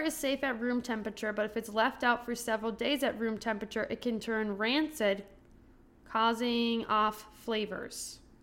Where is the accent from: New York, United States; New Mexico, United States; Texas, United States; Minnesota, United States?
Minnesota, United States; as a Minnesotan